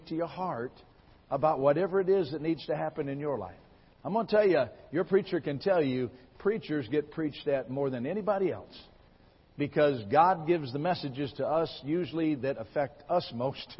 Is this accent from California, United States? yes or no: no; Michigan, United States; moved away as an adult; now in Lawrence, Kansas, United States; I was born and raised in Michigan